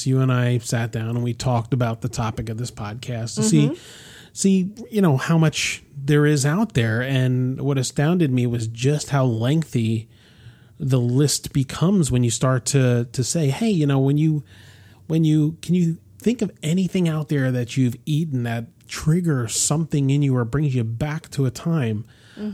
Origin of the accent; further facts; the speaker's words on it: Rahway, New Jersey, United States; I'm not from Norway. I'm from Rahway. Which is actually where I was born.